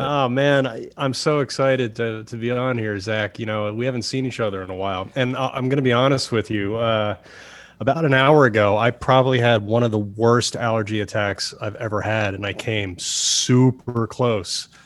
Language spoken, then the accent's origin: English; Chatham, New Jersey, United States; moved away as an adult; also born or lived in New York; now in Los Angeles, United States; in the part of Jersey where I grew up, I grew up in Chatham